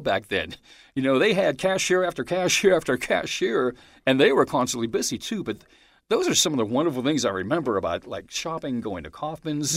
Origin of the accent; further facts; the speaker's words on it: Pittsburgh, Pennsylvania, United States; I was born in Pittsburgh